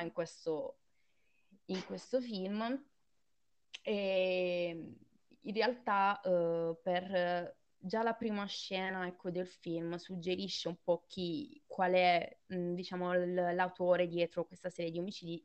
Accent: Southern Italy, Italy; cui vengo io, da cui quindi hanno origine la, la mia famiglia

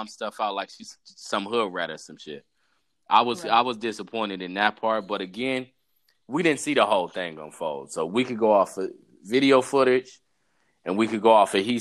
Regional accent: United States; we're from Africa, technically, but we're American born

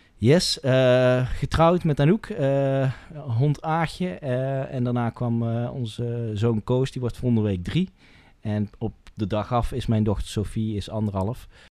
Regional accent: Asten, North Brabant, Netherlands; moved away as an adult; now in 's-Hertogenbosch, Netherlands; mijn geboortedorp en, en waar ik getogen ben, Asten meer Zuidoost-Brabant, die hoek.

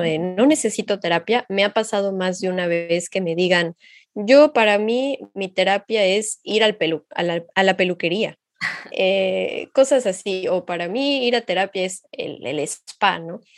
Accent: Xalapa, Veracruz, Mexico; moved away as an adult; now in France; yo soy de Jalapa, México.

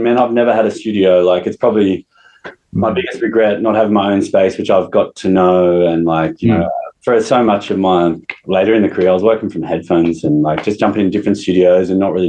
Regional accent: Wollongong, New South Wales, Australia; Wollongong, like the northern suburbs of Wollongong.

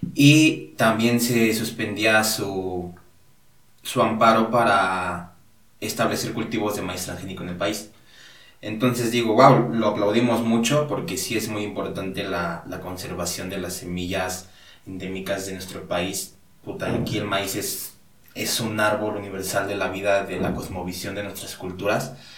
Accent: Hidalgo, Mexico; Allá, igual de donde yo soy, allá eh, me dedico a la agricultura

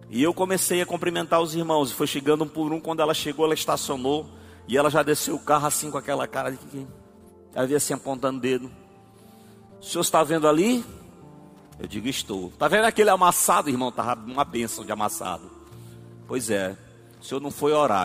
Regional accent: Arari, Maranhão, Brazil; Eu sou de Arari

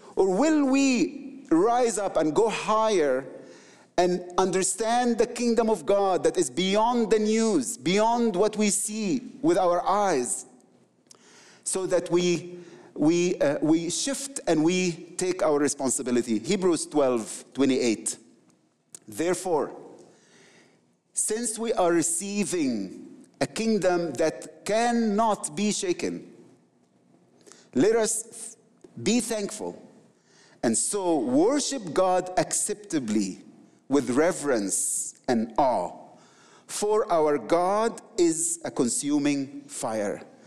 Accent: Egypt; I'm from the Middle East, the Coptic people, my people

